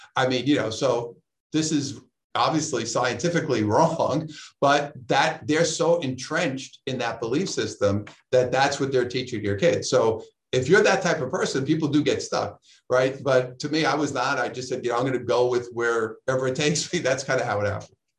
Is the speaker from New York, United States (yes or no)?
yes; New York City, New York, United States; now in Southern California, United States; I'm from Brooklyn